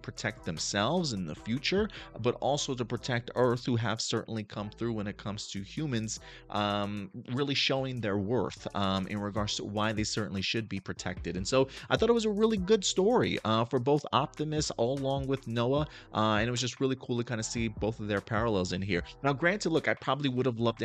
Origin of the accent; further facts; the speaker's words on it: New York City, New York, United States; I grew up in the Bronx and in Brooklyn during the 80s, during the 90s